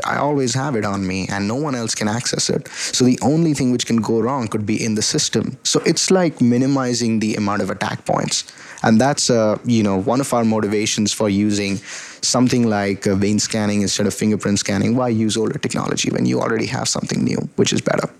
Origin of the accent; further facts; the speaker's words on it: Delhi, India; moved away as an adult; also born or lived in Atlanta, Georgia, United States; now in United States; I was born and raised in Delhi, India, and I came to the United States for my bachelor's in electrical engineering at Georgia Tech